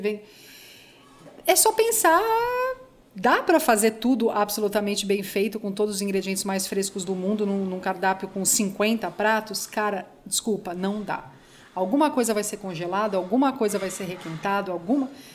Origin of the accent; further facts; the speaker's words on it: Brazil; como brasileiro